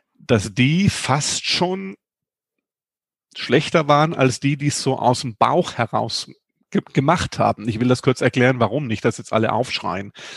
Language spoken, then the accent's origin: German; Germany; ich bin ja ein Kind des Bodensees